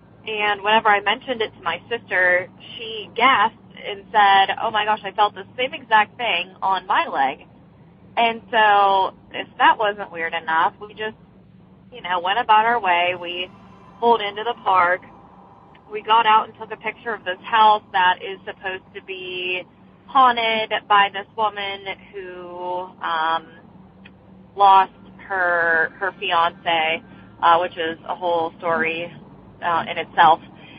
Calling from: Beaver, Pennsylvania, United States; I'm calling from Beaver, Pennsylvania

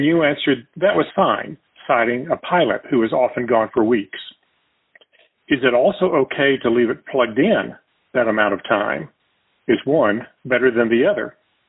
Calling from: Texas, United States; I'm from Texas.

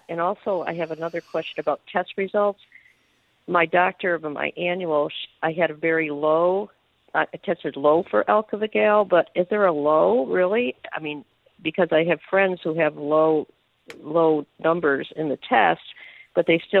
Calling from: Chapel Hill, North Carolina, United States; I'm calling from Chapel Hill

